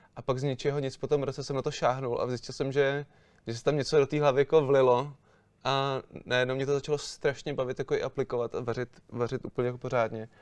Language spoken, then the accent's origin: Czech; Prague, Czechia; A já jsem se narodil tady doma v Praze